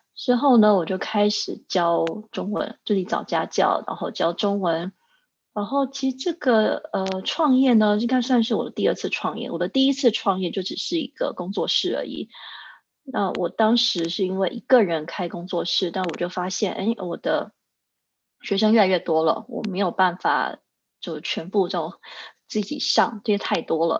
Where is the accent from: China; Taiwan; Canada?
Taiwan; Taichung; moved away as an adult; now in Zurich, Switzerland; 当年在台中，因为我是台中人